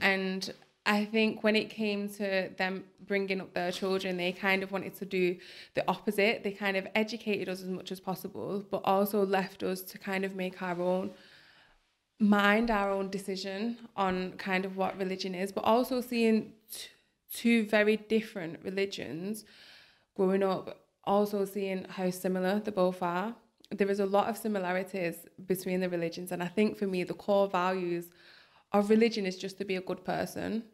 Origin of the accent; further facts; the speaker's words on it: Bolton, North West England, United Kingdom; also born or lived in Manchester; I love Bolton. It's my hometown